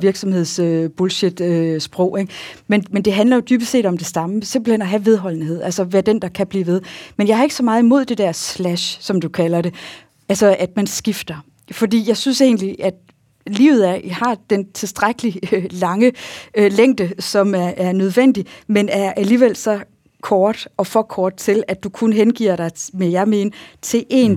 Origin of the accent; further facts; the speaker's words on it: Jutland, Denmark; accent: Jutlandic; also born or lived in Bellevue; jeg er jo jyde